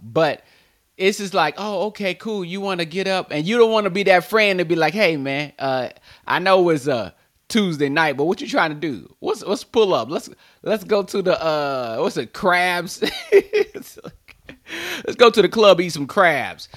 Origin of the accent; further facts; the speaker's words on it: North Carolina, United States; I'm from North Carolina